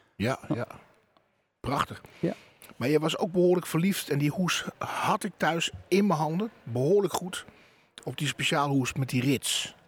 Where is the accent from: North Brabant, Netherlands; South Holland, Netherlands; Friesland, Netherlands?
Friesland, Netherlands; Terschelling; bij ons op de Schelling